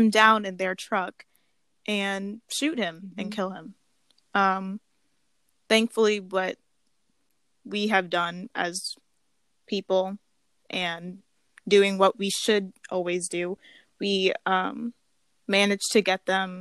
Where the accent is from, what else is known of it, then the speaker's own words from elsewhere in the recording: United States; I grew up in America